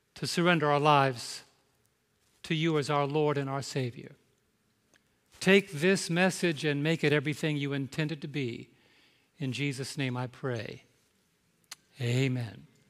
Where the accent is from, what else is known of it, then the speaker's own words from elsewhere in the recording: New York, United States; I'm from New York